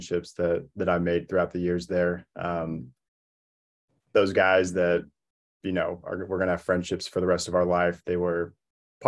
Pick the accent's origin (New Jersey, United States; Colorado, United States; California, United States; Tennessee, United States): Colorado, United States; Centennial; I was a local kid. So I grew up in Centennial, Colorado, just down the street